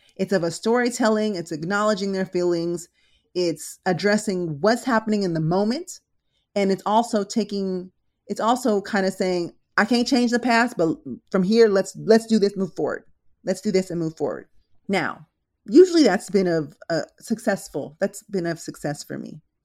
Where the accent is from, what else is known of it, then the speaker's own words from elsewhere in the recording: Philippines; also born or lived in San Diego; now in Los Angeles, United States; I was actually born in the Philippines, then we moved to San Diego, and now I'm here